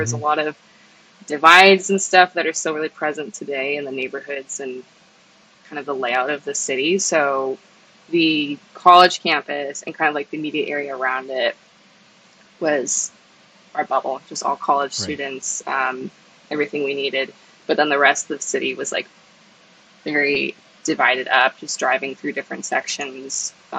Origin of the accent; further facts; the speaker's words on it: San Diego, California, United States; what was it like growing up in San Diego? {S1} It's beautiful. The weather is perfect year round. I was lucky enough to live like pretty close to the beach.